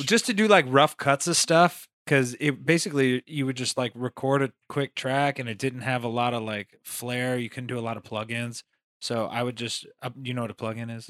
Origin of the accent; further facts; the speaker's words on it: Las Vegas, Nevada, United States; also born or lived in Queens, New York; I'm from Las Vegas, Nevada